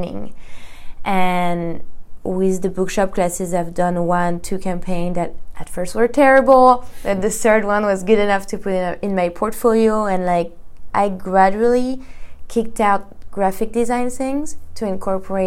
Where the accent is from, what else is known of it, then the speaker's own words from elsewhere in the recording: Paris, Île-de-France, France; English is a second language; moved away as an adult; now in Los Angeles, United States; I come from Paris, France. This is where I graduated in 2014